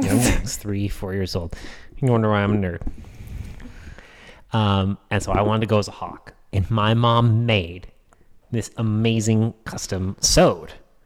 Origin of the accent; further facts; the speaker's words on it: New Hampshire, United States; growing up in New Hampshire